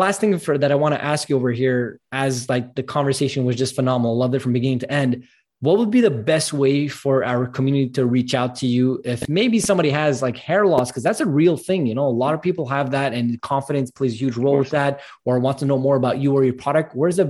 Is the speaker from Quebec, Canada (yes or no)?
yes; Montreal, Quebec, Canada; I'm from Montreal, Canada, and it's very bipolar weather, I call it.